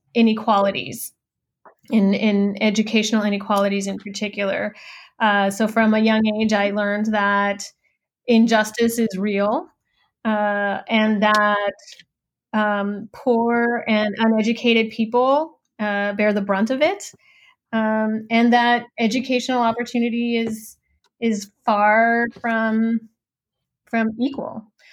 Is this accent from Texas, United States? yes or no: yes; Laredo, Texas, United States; moved away as an adult; also born or lived in California; I grew up in Laredo, Texas, uh, which is on the U.S. Mexican border. My family is from Mexico, um, but I was born and raised uh, on the border